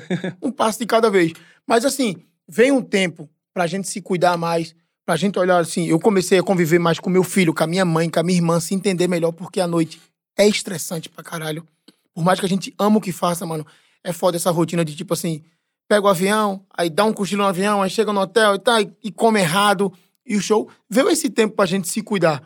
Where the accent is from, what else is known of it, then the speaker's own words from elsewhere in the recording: Pernambuco, Brazil; now in São Paulo, Brazil; eu sou pernambucano mesmo